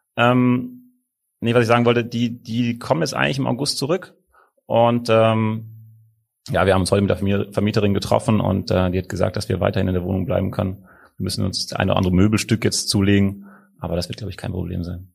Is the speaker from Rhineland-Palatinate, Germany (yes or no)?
yes; Rhineland-Palatinate, Germany; moved away as an adult; now in Hamburg, Germany; ich bin Pfälzer und wir sind sehr gesellige Leute